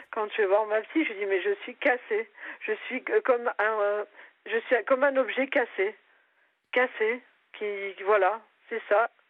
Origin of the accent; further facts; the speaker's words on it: Grenoble, Auvergne-Rhône-Alpes, France; now in Nice, France; quand je suis venue de Grenoble, je suis allée, mes parents étaient dans une cité à Nice Nord